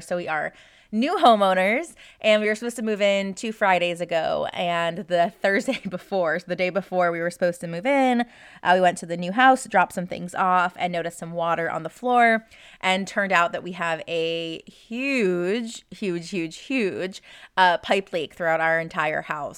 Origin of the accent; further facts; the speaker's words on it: Florida, United States; now in Texas, United States; my original home state of Florida